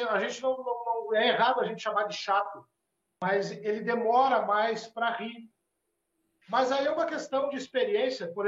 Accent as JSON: {"language": "Portuguese", "region": "Rio Grande do Sul", "country": "Brazil", "said": "é para nós aqui que somos do Rio Grande do Sul, o Jaguara é o vira-lata"}